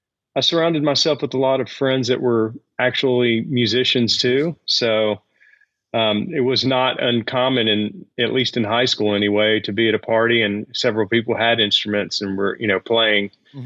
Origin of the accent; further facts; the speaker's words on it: Shreveport, Louisiana, United States; moved away as an adult; now in Dallas, United States; we're originally from Louisiana, from North Louisiana in Shreveport.